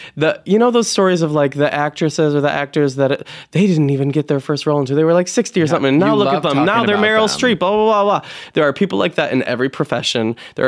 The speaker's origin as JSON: {"language": "English", "region": "New York", "country": "United States", "said": "I'm from New York, so of course it's got its own little way of being intriguing"}